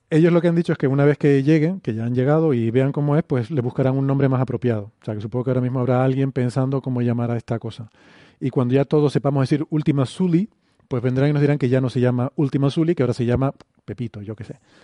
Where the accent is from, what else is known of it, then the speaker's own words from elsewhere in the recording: Canary Islands, Spain; la pronunciación, incluso la S, por ejemplo, en, Canarias la, la, hacemos más suave